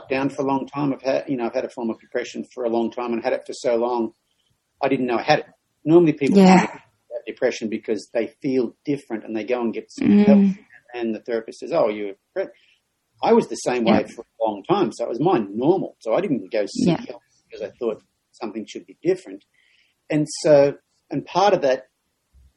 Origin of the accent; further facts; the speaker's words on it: Australia; moved away; a male growing up in Australia